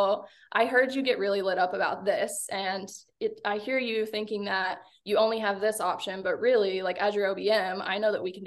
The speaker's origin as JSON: {"language": "English", "region": "Arkansas", "country": "United States", "said": "I'm from Arkansas."}